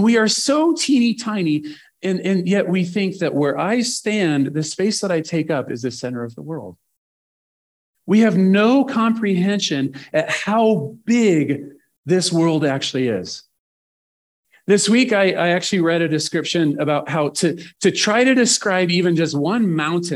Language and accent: English; Nebraska, United States; I'm from Nebraska.